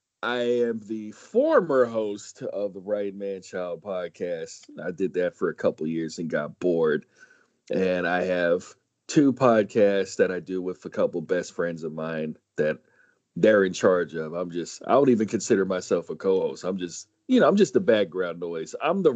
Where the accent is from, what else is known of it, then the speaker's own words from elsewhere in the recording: San Diego, California, United States; Born and raised San Diego, but I don't act like it.